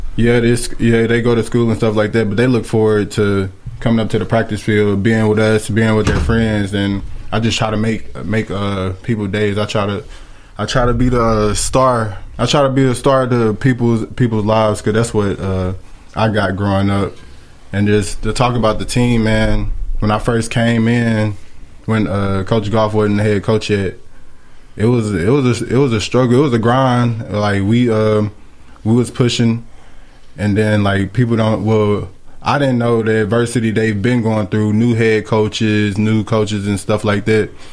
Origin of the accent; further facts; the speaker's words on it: Columbia, Tennessee, United States; I grew up in Columbia my whole life played little league down here